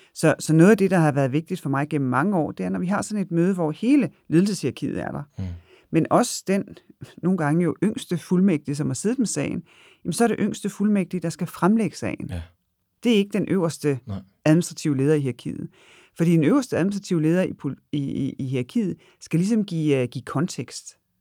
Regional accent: Denmark; der er vi selvfølgelig nogle danskere

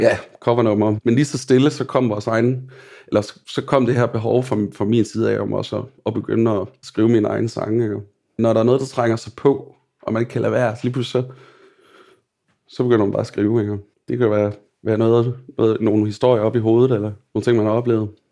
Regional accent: Billund, Southern Denmark, Denmark; Og jeg er opvokset i Bilund

